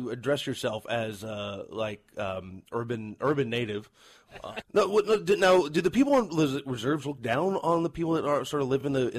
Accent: Canada; accent: Canadian; my cultural background is Scottish Irish, but I wouldn't go as far as saying that I'm Scottish. I mean, I'm Canadian.

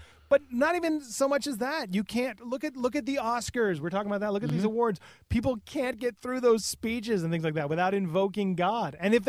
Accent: United States; moved away as an adult; now in Canada; as an American who's there, leaves, and goes back

